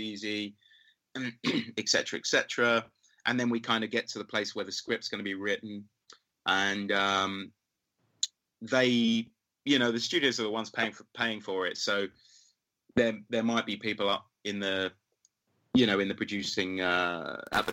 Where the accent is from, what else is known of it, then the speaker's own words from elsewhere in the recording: London, United Kingdom; Because of my hometown, I've got the crew